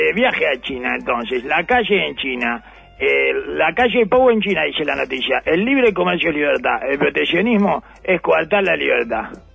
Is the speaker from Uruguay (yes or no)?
yes; Uruguay